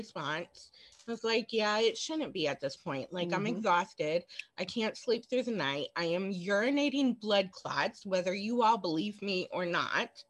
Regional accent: Cincinnati, Ohio, United States; I was born and raised in Cincinnati

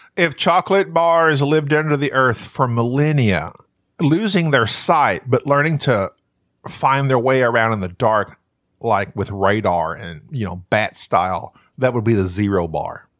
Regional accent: Southern United States, United States; accent: Southern

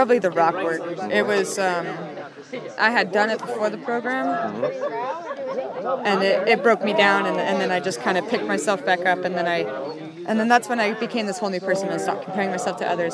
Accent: Mammoth Lakes, California, United States; moved away; also born or lived in Fresno / San Luis Obispo; I am originally from Mammoth Lakes in Fresno, but I reside in the San Luis Obispo Center

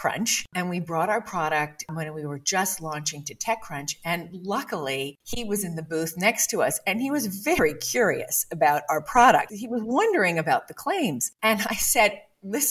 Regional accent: Bermuda; I grew up in Bermuda before sunblock.

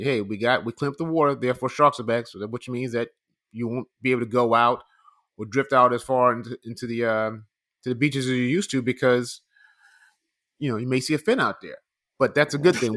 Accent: New York, United States; we live in, in, we grew up in New York

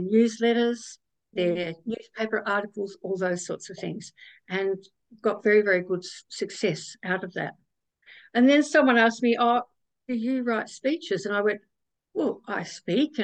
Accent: South Australia, Australia; I was born in South Australia

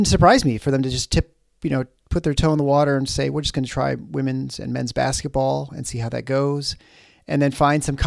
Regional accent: Lansing, Michigan, United States; moved away; when we were growing up in Lansing

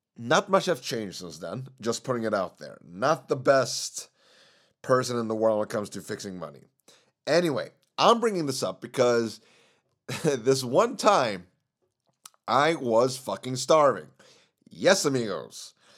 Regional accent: Sweden; Sweden is my home country. But my parents are from Chile, meaning I have some background from that country.

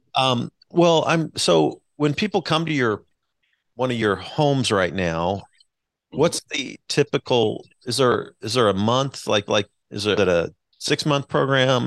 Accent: Wichita, Kansas, United States; now in Kansas City, United States; I'm a Wichita Wichita kid, so I was born in Wichita

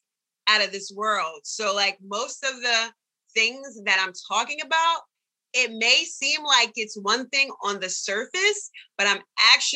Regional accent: Delaware, United States; I'm from Delaware, which is down the street from Philly.

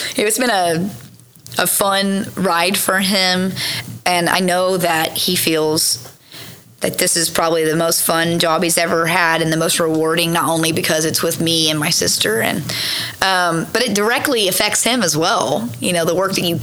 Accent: Jenks, Oklahoma, United States; I grew up in Jinx, South Tulsa

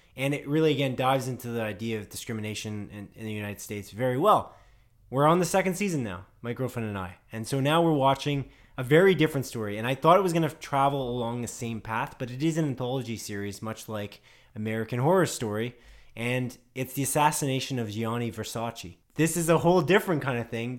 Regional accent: Canada; we're Canadian

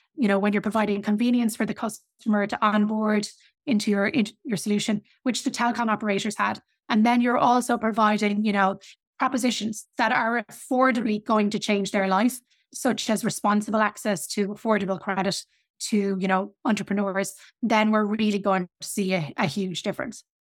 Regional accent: Ireland; I come from Ireland.

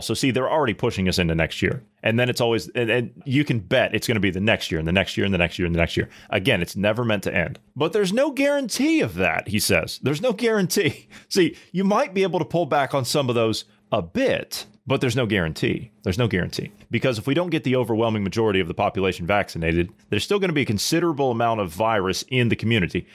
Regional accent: Ohio, United States; my home state of Ohio

